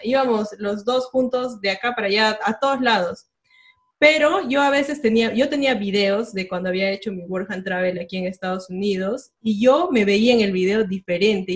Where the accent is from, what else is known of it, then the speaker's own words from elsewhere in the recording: Cusco, Peru; yo soy del Cusco